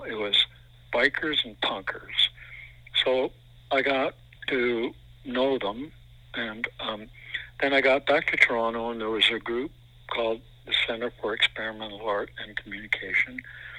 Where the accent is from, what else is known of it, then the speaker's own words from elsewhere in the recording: Netherlands; born there; Yes, I was born in Holland.